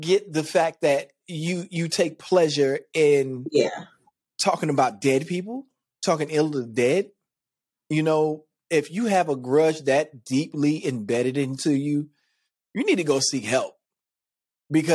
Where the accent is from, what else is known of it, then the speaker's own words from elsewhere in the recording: United States; I'm American